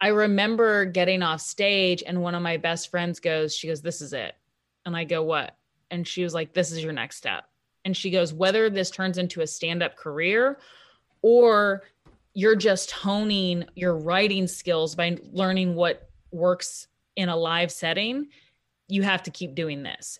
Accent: Kansas City, Kansas, United States; also born or lived in Washington, D.C.; I'm from Kansas City, I'm come, from a working class family

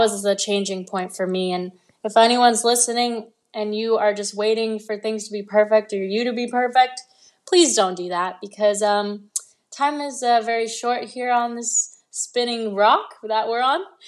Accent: Los Angeles, California, United States; also born or lived in London; I moved to L A when I was six years old

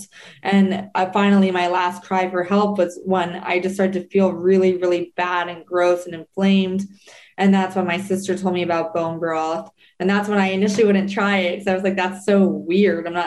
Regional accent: New Jersey, United States; growing up in New Jersey

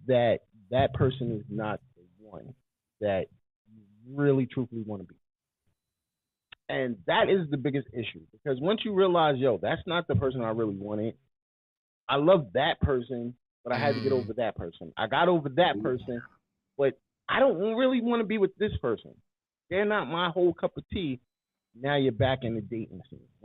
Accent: New York, United States; I'm from New York

